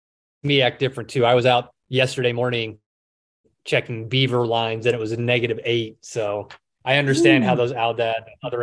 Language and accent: English; South Carolina, United States; also born or lived in Louisiana; now in Idaho, United States; I grew up in the Southeast in South Carolina, and I always grew up with good old boys around me hunting.